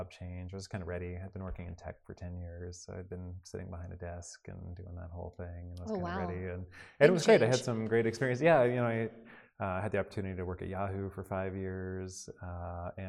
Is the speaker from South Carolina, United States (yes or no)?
no; Oregon coast, United States; also born or lived in Seattle, Washington / Gold Beach, Oregon / Newport, Oregon; now in McMinnville, United States; I grew up in Oregon and in very small towns. You know, I grew up on the coast in like Gold Beach and Newport